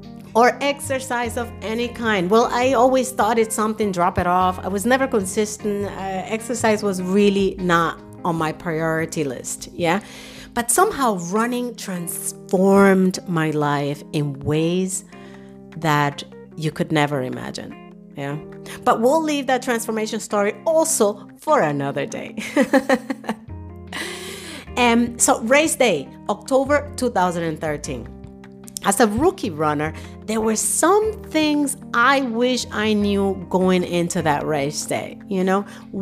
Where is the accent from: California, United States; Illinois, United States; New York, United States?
New York, United States; New York City; moved away as an adult; also born or lived in Dominican Republic; now in Germany; I was born in Dominican Republic, yay, the land of the merengue. And at the age of 12, I was uprooted and moved to New York City with my family. That was where I grew up.